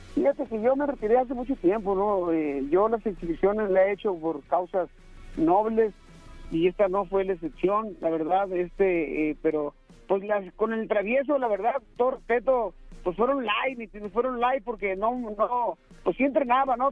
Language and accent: Spanish; Mexico; los dos somos mexicanos